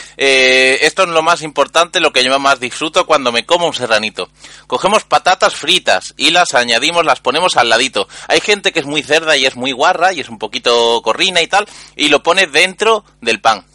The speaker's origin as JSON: {"language": "Spanish", "region": "Andalusia", "country": "Spain", "said": "yo soy un emisario andaluz"}